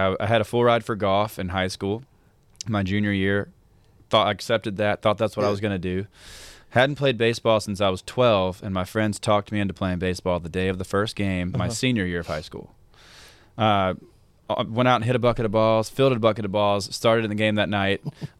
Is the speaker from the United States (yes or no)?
yes; Hattiesburg, Mississippi, United States; Hattiesburg, Mississippi.